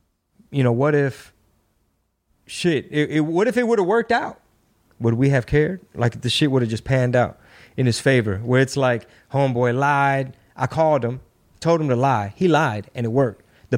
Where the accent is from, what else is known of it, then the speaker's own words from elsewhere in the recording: United States; Or they're mistreating these people, so we got to go in because we're American. That's who we are, right?